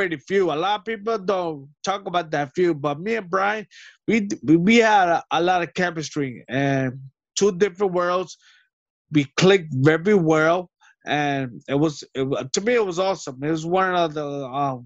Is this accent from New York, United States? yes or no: yes; New York City, New York, United States; New York City is my hometown